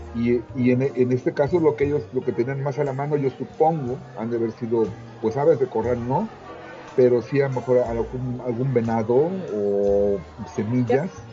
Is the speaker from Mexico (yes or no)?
yes; Veracruz, Mexico; donde yo crecí en Veracruz